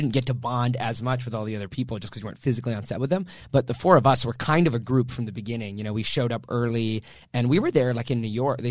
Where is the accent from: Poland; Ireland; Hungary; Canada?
Canada; moved away as an adult; also born or lived in Vancouver; now in Los Angeles, United States; a Canadian actor